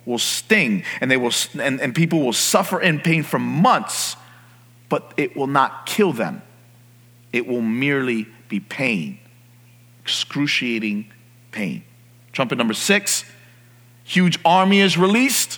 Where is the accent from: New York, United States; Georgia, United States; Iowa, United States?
New York, United States; New York City; moved away; I grew up in New York City, and there are streetlights everywhere